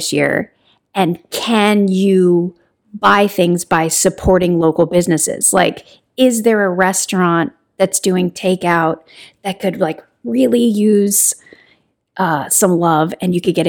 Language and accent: English; Kentucky, United States; I'm from Kentucky